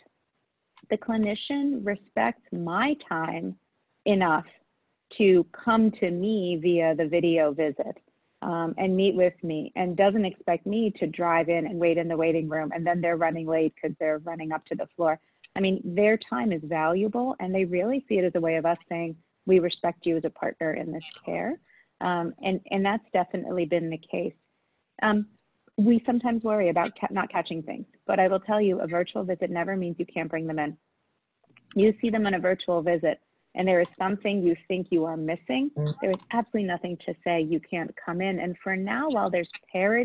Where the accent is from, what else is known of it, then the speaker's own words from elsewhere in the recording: New York City, New York, United States; born and raised in Queens